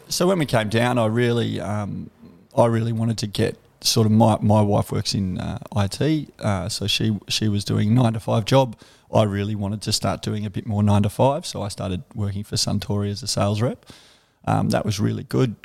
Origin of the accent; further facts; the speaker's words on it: Canberra, Australian Capital Territory, Australia; moved away as an adult; I'm from Canberra, um, a suburb called McGregor. Um, yeah, grew up there, uh, lived there till I was about thirty odd.